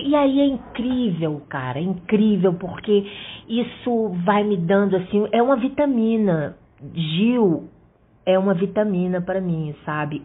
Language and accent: Portuguese; Fortaleza, Ceará, Brazil; now in Rio de Janeiro, Brazil; eu sou é, cearense, né? Apesar de morar muitos anos no Rio e é, de ter passado a minha infância aqui, é, eu voltei para Fortaleza e, e, lá estudei